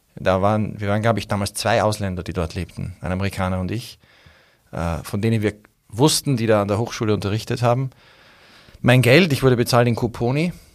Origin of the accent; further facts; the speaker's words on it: Austria; als Österreicher